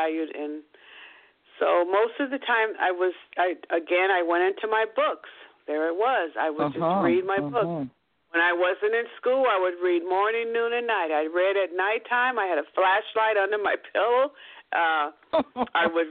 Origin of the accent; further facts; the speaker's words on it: Seattle, Washington, United States; also born or lived in Kent, Washington; I grew up in Seattle, Washington